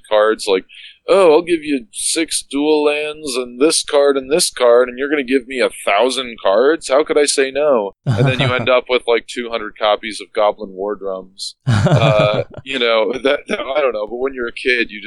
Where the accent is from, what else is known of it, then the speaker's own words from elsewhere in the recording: Plainfield, New Jersey, United States; now in Philadelphia, United States; I grew up in a town called Plainfield, New Jersey